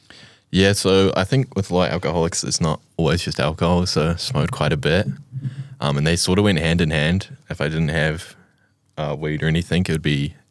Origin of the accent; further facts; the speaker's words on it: Blenheim, Marlborough, New Zealand; I'm originally from Blenheim, but we've moved around the South Island quite a bit.